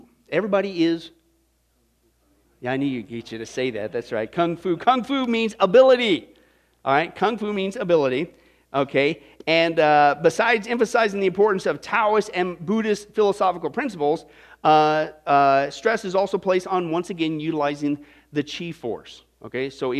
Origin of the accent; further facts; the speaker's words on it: Midwest, United States; Maybe it was growing up in the Midwest.